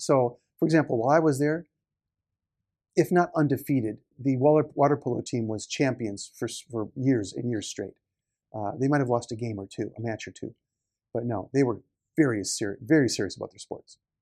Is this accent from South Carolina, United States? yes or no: no; Marshfield, Wisconsin, United States; moved away as an adult; now in Tokyo, Japan; was born in Marshfield, Wisconsin, in the U.S. So a small town